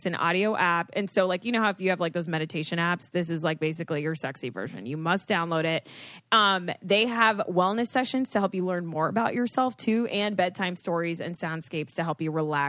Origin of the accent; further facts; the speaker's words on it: Florida, United States; growing up in Florida